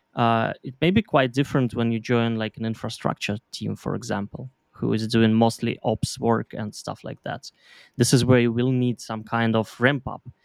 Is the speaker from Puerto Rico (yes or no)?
no; Belarus; moved away as an adult; now in Berlin, Germany; I'm originally from Belarus.